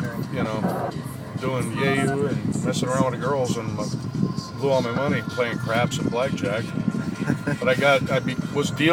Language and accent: English; Ohio, United States; moved away as an adult; now in Las Vegas, United States; I grew up in Ohio